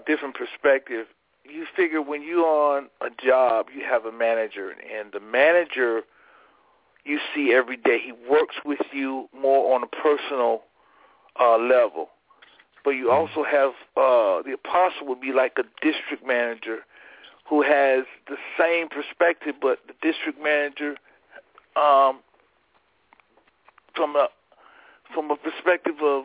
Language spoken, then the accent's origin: English; Fort Lauderdale, Florida, United States; moved away as an adult; also born or lived in Prince George's County, Maryland; I was born and raised in Fort Lauderdale, Florida